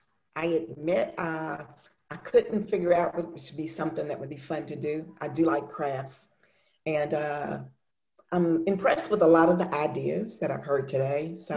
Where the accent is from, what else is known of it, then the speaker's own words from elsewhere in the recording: Louisville, Kentucky, United States; I'm from Louisville, Kentucky.